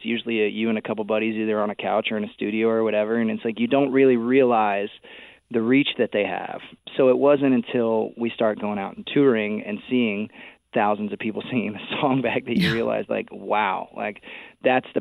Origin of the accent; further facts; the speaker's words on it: Texas, United States; we're both from Texas